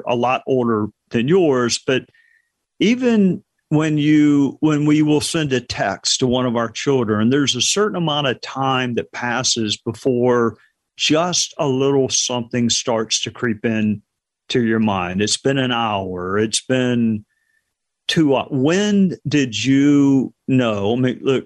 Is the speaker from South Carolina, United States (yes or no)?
yes; Spartanburg, South Carolina, United States; Spartanburg, South Carolina, my hometown